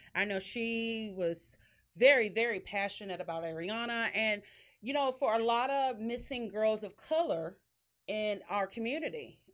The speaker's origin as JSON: {"language": "English", "town": "Dickinson", "region": "Texas", "country": "United States", "tie": "born or raised there", "said": "Dickinson, which is this, my hometown where we have our studio and our boutique"}